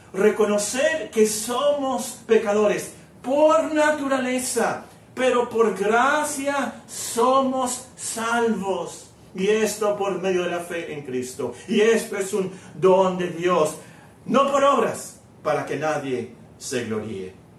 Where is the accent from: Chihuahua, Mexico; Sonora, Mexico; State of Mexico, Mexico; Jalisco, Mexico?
Sonora, Mexico; Hermosillo; also born or lived in Guerrero, Mexico / Culiacán, Sinaloa, Mexico; yo, yo nací en, en Guerrero, luego fuimos a Sinaloa, a Culiacán, Sinaloa, y luego nos venimos a Hermosillo